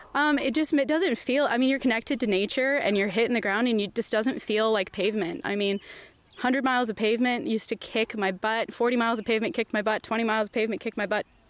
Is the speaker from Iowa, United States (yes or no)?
yes; Waverly, Iowa, United States; now in Des Moines, United States; I'm originally from Waverly, Iowa. Um, just moved down to here to Des Moines about three years ago.